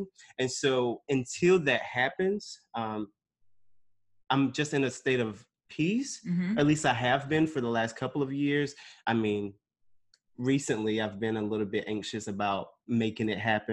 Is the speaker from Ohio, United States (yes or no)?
no; Snow Hill, North Carolina, United States; moved away as an adult; also born or lived in Stamford, Connecticut; now in New York, United States; I was born in Stamford, Connecticut, but lived and was raised in Greenville, North Carolina. Actually, not Greenville. Snow Hill, North Carolina